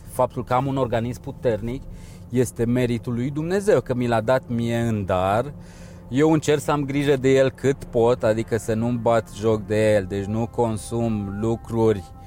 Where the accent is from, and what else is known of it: Romania